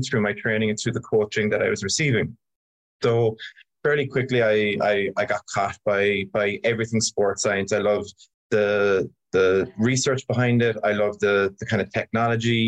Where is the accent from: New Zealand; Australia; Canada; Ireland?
Ireland; moved away; I grew up in Ireland